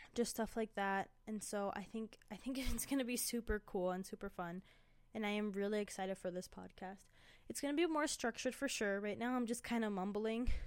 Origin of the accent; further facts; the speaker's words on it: Indianapolis, Indiana, United States; now in Colorado, United States; I was born in Indianapolis, Indiana.